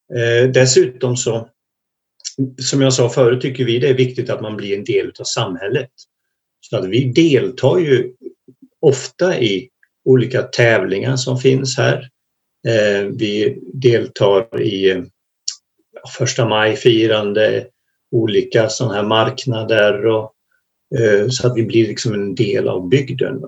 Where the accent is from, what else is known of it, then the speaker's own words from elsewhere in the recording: Småland, Sweden; moved away as an adult; now in Hemavan, Sweden; jag är egentligen från början en gammal smålänning. Men har bott i Norrland i över tjugofem år